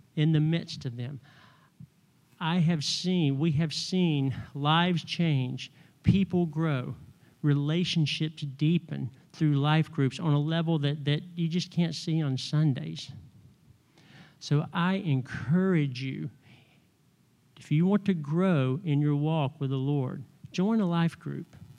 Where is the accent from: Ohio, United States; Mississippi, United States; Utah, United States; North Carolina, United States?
North Carolina, United States; moved away as an adult; I've been here thirty years and I'm still from North Carolina